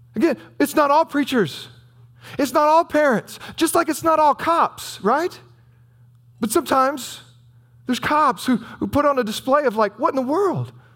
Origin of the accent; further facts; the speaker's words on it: United States; also born or lived in Southern Illinois; we're American